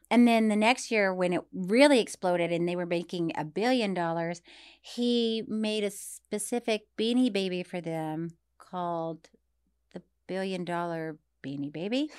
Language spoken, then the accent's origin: English; Tallahassee, Florida, United States; moved away; my hometown of Tallahassee